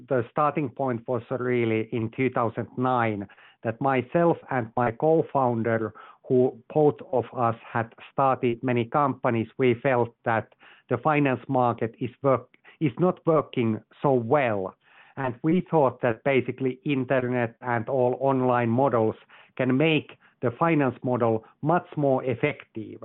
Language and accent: English; Finland; moved away as an adult; also born or lived in Asia / London / Texas; I'm originally from Finland